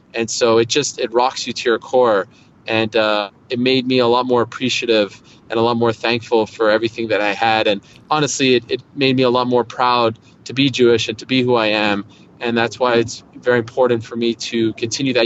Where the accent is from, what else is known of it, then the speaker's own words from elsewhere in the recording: Montreal, Quebec, Canada; moved away as an adult; also born or lived in Syracuse; I grew up at I grew up in Montreal